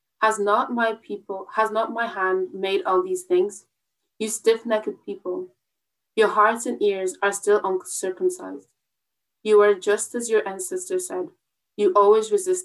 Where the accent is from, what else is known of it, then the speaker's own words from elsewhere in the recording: Wexford, Leinster, Ireland; I'm from Wexford